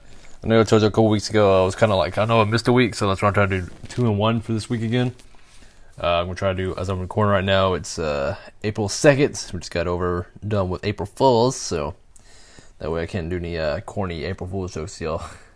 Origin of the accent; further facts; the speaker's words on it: Arkansas, United States; at my home state, Arkansas. I don't know what town it is.